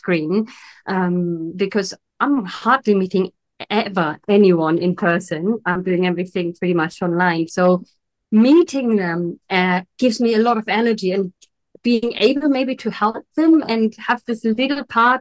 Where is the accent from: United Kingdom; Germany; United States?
Germany; Berlin; now in Italy; I had an amazing childhood in Germany. So I'm originally from Berlin